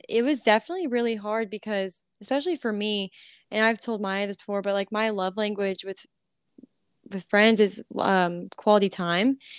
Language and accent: English; College Station, Texas, United States; moved away as an adult; also born or lived in Florida; now in Nashville, United States; I grew up in College Station